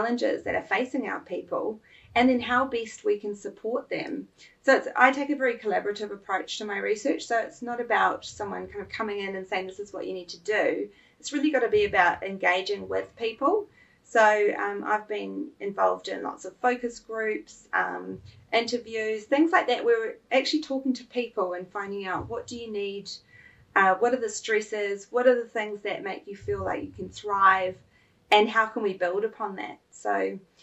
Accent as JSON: {"language": "English", "region": "Auckland", "country": "New Zealand", "tie": "born or raised there", "also_born_or_lived": "Melbourne, Australia", "said": "Massey University in Auckland, which is my hometown"}